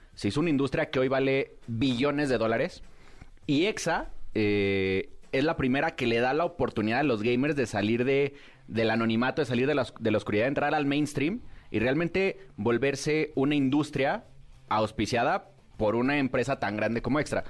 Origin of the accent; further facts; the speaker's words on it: Mexico; como mexicanos, nunca falta el albur